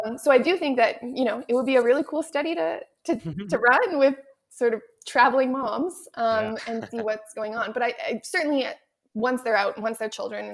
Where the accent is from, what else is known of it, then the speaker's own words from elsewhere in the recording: Canada; I'm also from Canada, so I was, trained in the French immersion system